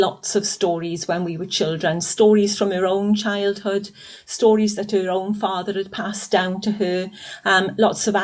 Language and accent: English; Aberbargoed, Wales, United Kingdom; I was brought up in a industrial Welsh Valleys little village called Aberbargoed